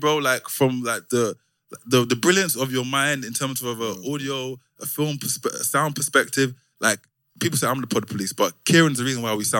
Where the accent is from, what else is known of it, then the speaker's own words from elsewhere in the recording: London, United Kingdom; moved away as an adult; now in Amsterdam, Netherlands; I'm from South East London, and I always felt like I just lived in the area, but people took pride in being from Deptford.